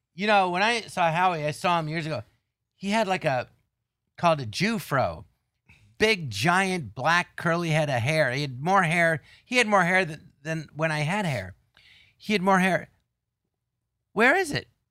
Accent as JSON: {"language": "English", "town": "Los Angeles", "region": "California", "country": "United States", "tie": "born or raised there", "said": "I grew up in Tarzan and there was an empty lot next door"}